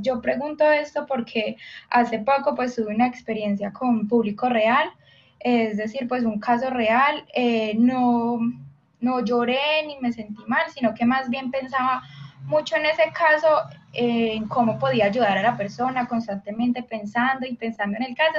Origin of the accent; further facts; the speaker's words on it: Colombia; Yo soy de Colombia.